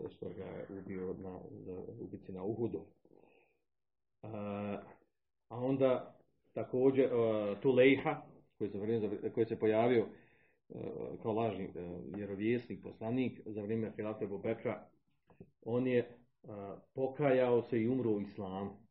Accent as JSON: {"language": "Croatian", "town": "Zavidovići", "region": "Federation of Bosnia and Herzegovina", "country": "Bosnia & Herzegovina", "said": "Pa kod, nas, kod nas u Zavodovićima, 2012. jedna, pa se vada pokajala."}